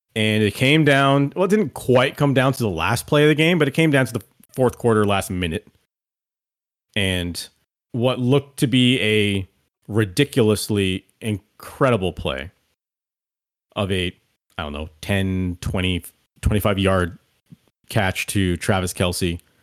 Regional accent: Canada; as a Canadian

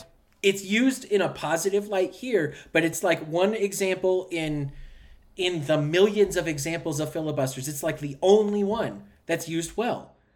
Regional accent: United States; you and I are both very proud Americans

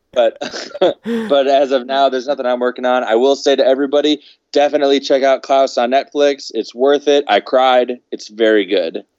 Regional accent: Chicago, Illinois, United States; now in Los Angeles, United States; we're someone from the Chicago area.

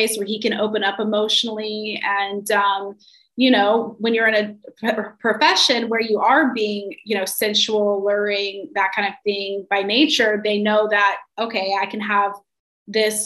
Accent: North Carolina, United States; moved away as an adult; also born or lived in New York City; I'm from North Carolina, and I moved to New York City for college when I was 18

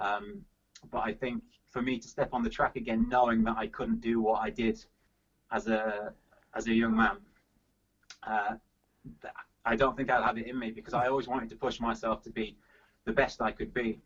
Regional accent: Yorkshire and the Humber, United Kingdom; moved away as an adult; also born or lived in Loughborough / Birmingham / London; I'm a Yorkshire man from Yorkshire, and I'm, I'm back in Yorkshire now

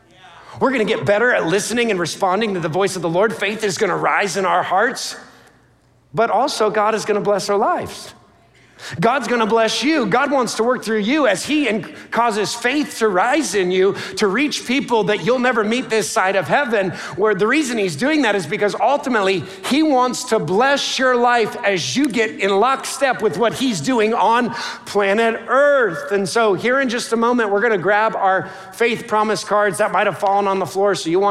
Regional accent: New York, United States; My family hails from Alaska or Dunkirk, New York. I'm from the New York area.

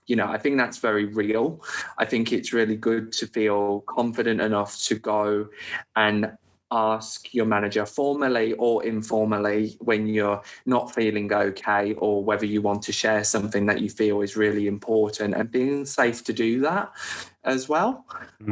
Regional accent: United Kingdom; moved away as an adult; now in Australia; as a Brit

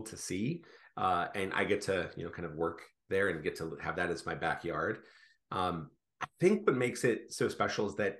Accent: Tampa, Florida, United States; now in Washington, United States; I am from Florida originally. I'm from Tampa, fifth generation

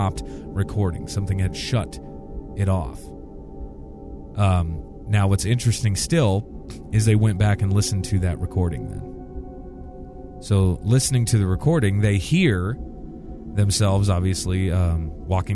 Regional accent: Iowa, United States; I grew up in Iowa, and we have a lot of cattle and things like

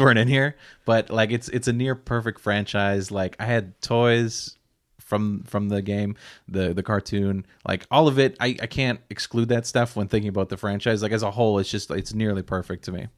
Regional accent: Nova Scotia, Canada; growing up in Nova Scotia

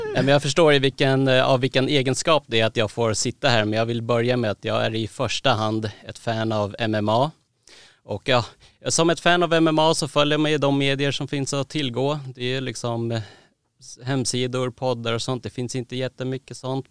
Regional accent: Sweden; also born or lived in Thailand (ancestry) / Södermalm, Stockholm; född och uppvuxen i Sverige

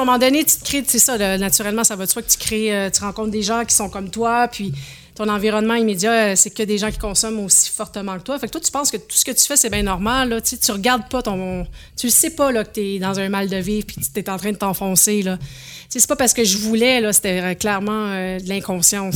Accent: Saint-Marc-sur-Richelieu, Quebec, Canada; moved away; also born or lived in Charlevoix; j'ai grandi sur la rive de Montréal, à Saint-Marc-sur-le-Richelieu

